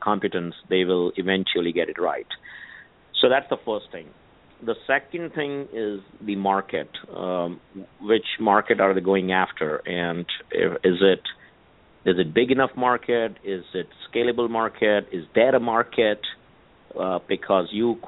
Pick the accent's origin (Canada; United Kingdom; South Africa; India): India; moved away as an adult; now in Silicon Valley, United States; born and raised in India, and came here to the U.S., for higher education